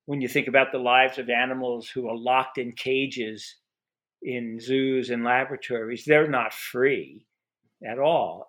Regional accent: New York City, New York, United States; I was, grew up, or I was born in Brooklyn, New York

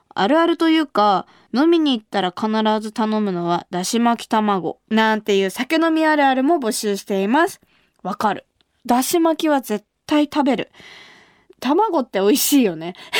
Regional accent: Kumamoto, Japan; 私が生まれ育った熊本

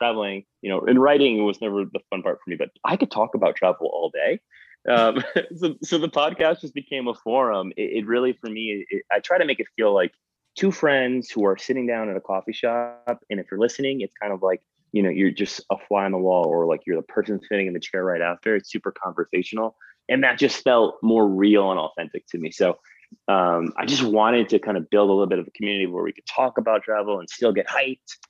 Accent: Connecticut, United States; moved away as an adult; also born or lived in New Jersey / Paterson, New Jersey / New York City; now in San Francisco, United States; I was born in New Jersey. So a lot of my family is still there. And I was basically raised and went to school in Connecticut

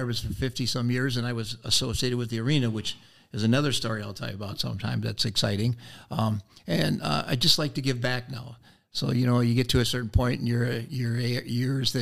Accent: Rochester, New York, United States; moved away as an adult; now in Oshkosh, United States; I came here back in 1969 from college. I'm from Rochester, New York

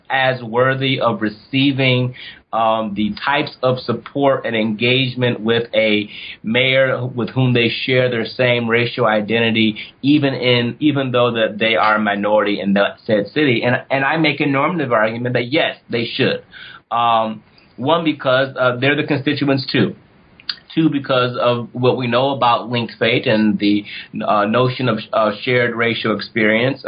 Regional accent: Ohio, United States; I'm from Ohio

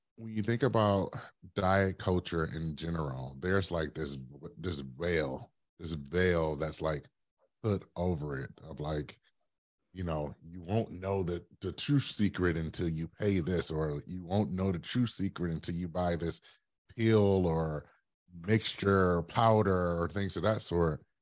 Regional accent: Detroit, Michigan, United States; now in Brooklyn, United States; I am originally from Detroit, Michigan, born and raised

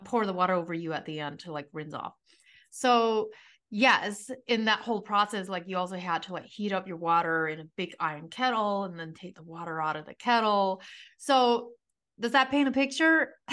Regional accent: United States; now in Arizona, United States; I grew up in the strictest form of Amish community that you can grow up

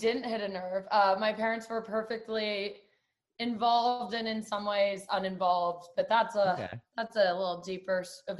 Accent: New York City, New York, United States; So I'm from New York City originally, born and raised on the Upper West Side. Upper West is the best.

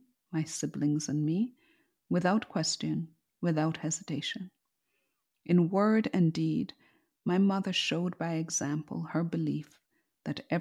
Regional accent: Jamaica; When I was growing up in Jamaica

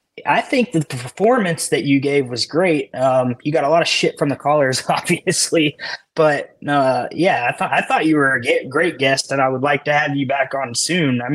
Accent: Tom Bean, Texas, United States; I'm from Texas

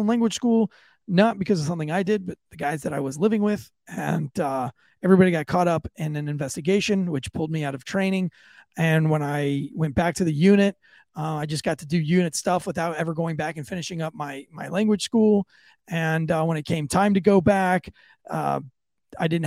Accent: Florida, United States; I am from Florida. Yes, I am from Florida.

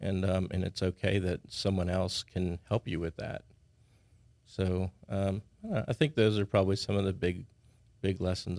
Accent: Houston, Texas, United States; born there; also born or lived in New Orleans / San Antonio; now in Baton Rouge, United States; I moved here in 1980, right around 1980. I was born in Houston, lived in New Orleans a little while, San Antonio, and came here. So Baton Rouge for me is home.

